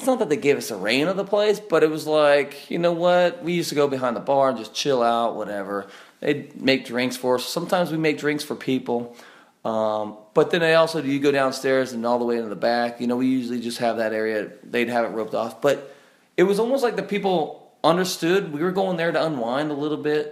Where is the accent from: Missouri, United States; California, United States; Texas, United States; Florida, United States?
California, United States; I'm from California